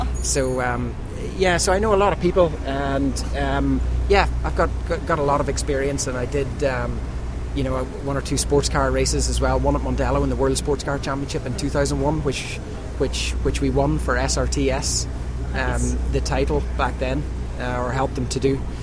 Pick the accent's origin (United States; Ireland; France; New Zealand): Ireland; back home in Ireland